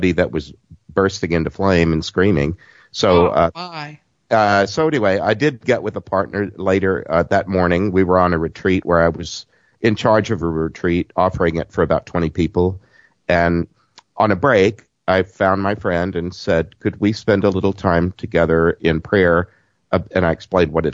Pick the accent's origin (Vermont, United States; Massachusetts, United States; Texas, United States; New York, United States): Texas, United States; Southeast; accent: southern; I'm from Southeast Texas